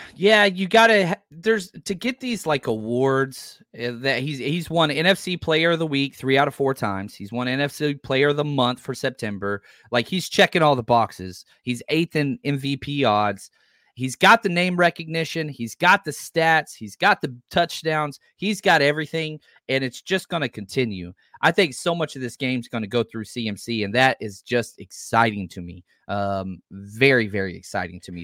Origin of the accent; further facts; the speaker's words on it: the South, United States; I'm from the South